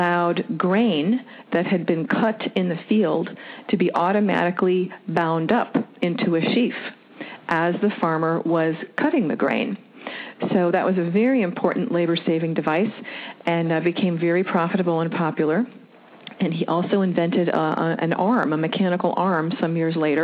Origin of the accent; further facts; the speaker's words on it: Wisconsin, United States; also born or lived in Florida; now in Dearborn, United States; I'm from Wisconsin also